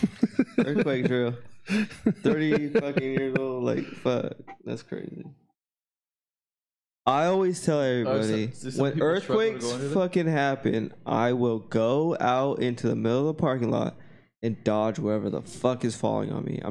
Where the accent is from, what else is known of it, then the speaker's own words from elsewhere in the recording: Knoll Ranch, California, United States; I grew up on Knoll Ranch